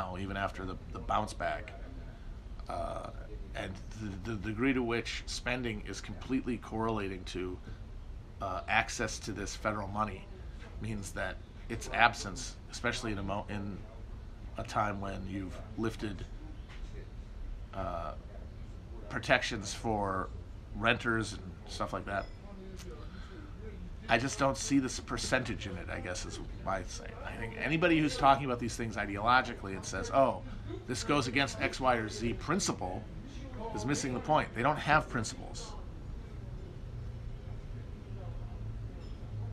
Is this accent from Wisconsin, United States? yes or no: yes; Wisconsin, United States; moved away; Northern Wisconsin, my home state, is very pretty